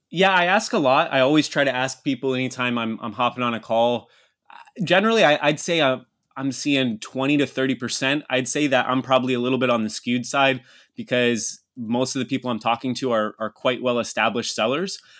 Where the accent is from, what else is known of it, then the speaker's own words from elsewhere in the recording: Havre de Grace, Maryland, United States; moved away as an adult; also born or lived in Manila, Philippines / Cebu, Philippines / Texas / Brazil; That's where I grew up. Yeah, it's my hometown